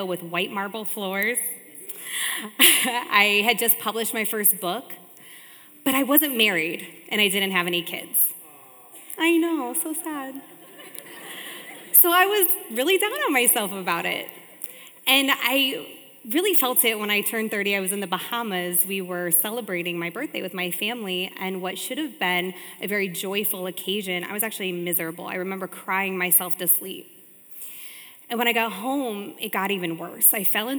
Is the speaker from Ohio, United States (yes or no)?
yes; Richfield, Ohio, United States; I was born and raised in Ohio in a small city called Richfield